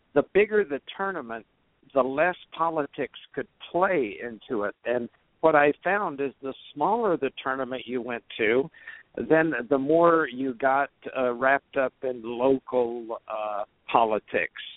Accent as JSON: {"language": "English", "town": "Kingsville", "region": "Texas", "country": "United States", "tie": "born or raised there", "also_born_or_lived": "Washington, D.C.", "moved": "as an adult", "said": "I was uh, from uh, Kingsville, Texas, which was fairly close to University of Texas in Austin"}